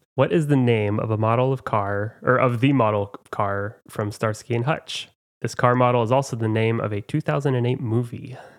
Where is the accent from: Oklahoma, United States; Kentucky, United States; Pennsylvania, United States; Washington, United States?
Oklahoma, United States; now in Chicago, United States; I'm from Oklahoma, where everyone has a smile on as they greet